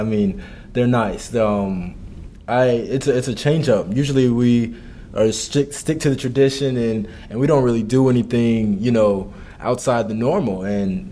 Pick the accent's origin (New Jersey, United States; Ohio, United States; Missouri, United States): Missouri, United States; Kansas City; moved away as an adult; now in Madison, United States; I'm from Kansas City, and I went to an all-boys high school, Rockhurst High School